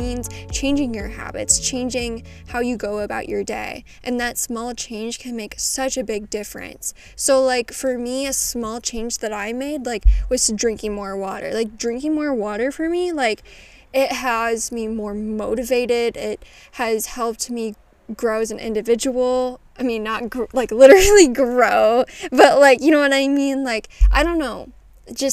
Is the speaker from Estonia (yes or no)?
no; Midwest, United States; I know I say pop. I'm from the Midwest